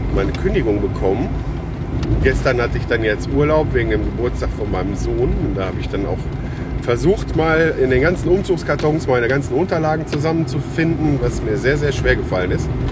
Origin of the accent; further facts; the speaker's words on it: Lüdenscheid, North Rhine-Westphalia, Germany; moved away; Gibt super schöne Natur auch äh, bei uns im Sauerland